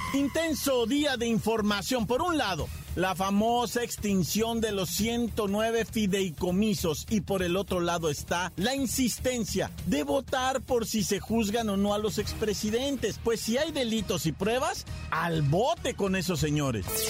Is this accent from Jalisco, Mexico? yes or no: no; Ciudad Juárez, Chihuahua, Mexico; moved away; also born or lived in Oaxaca / Nuevo Casas Grandes; aunque soy de Oaxaca, yo también me crié allá en el norte, ¿verdad? en Chihuahua, en Ciudad Juárez, Nuevo Casas Grandes, Chihuahua